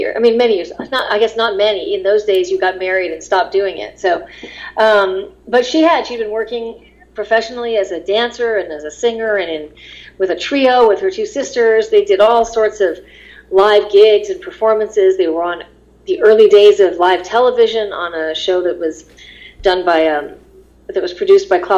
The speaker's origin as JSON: {"language": "English", "town": "Los Angeles", "region": "California", "country": "United States", "tie": "born or raised there", "said": "when you grow up in Los Angeles"}